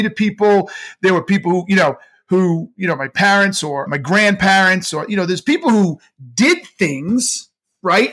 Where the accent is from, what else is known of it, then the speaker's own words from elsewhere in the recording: United States; I was born in the United States